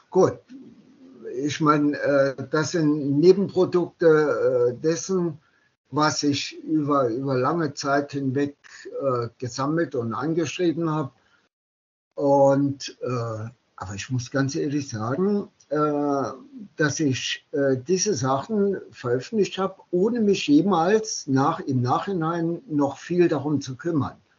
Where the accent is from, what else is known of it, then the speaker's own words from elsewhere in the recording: Saarland, Germany; born there; Äh, genau so, ja. Genau fünf Kilometer von meinem äh, Geburtsort entfernt.